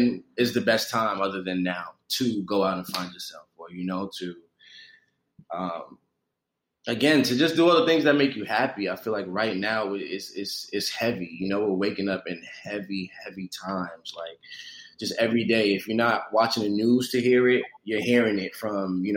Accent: New York City, New York, United States; I'm from New York City. You know, I'm from Brooklyn, New York

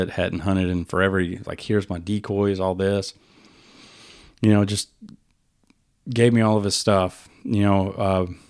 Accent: Winnie, Texas, United States; I grew up outside of Winnie.

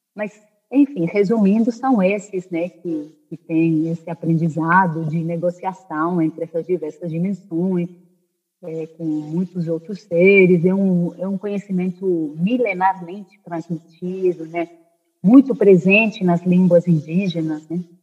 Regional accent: Spain; moved away; also born or lived in Brazil; eu eu cresci, eu nasci no Brasil, mas eu cresci na Espanha

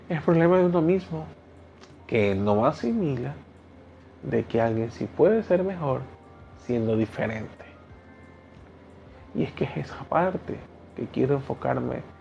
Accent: Ecuador; Yo tengo un acento y muchas personas han de decir, este pana habla raro, porque no se le entiende ciertas cosas. Y este no es el acento del ecuatoriano común. Este es el acento que … ha desarrollado

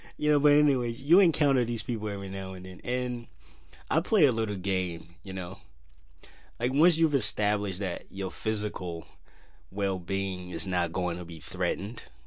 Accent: Minnesota, United States; Minnesota, my home state

